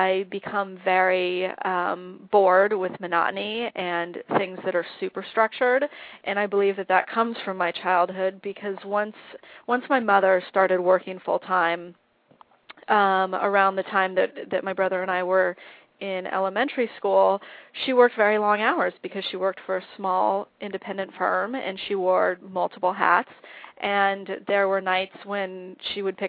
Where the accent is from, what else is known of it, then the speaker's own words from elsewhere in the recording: Los Angeles, California, United States; also born or lived in Miami, Florida; I grew up in the San Fernando Valley in a little community called Woodland Hills